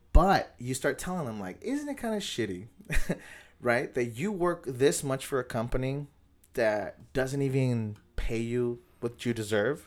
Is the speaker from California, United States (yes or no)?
yes; National City, California, United States; I grew up in National City, and it's just, like, I live in National City